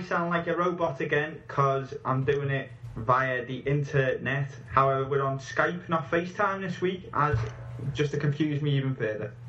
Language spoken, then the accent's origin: English; England, United Kingdom; I'm an Englishman